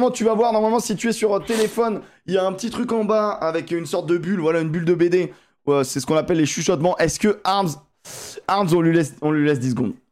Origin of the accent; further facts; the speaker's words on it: Toulouse, Occitania, France; Donc, je suis de Toulouse.